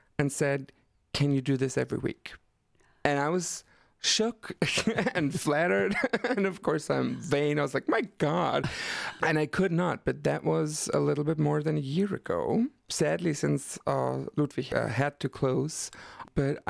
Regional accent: Black Forest, Baden-Württemberg, Germany; moved away as an adult; now in Berlin, Germany; I'm coming from the Black Forest, and very the south of Germany, in the middle of nowhere.

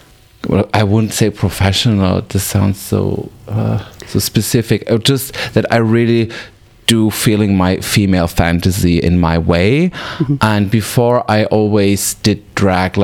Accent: Weil am Rhein, Baden-Württemberg, Germany; English is a second language; moved away as an adult; also born or lived in Freiburg im Breisgau; now in Berlin, Germany; I am from South Germany, a little city called Weil am Rhein. I moved when I was a teenager to Freiburg in Breisgau.

